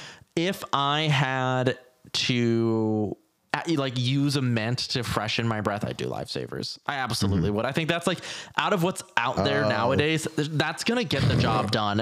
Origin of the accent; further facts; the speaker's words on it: Midwest, United States; I'm Midwestern.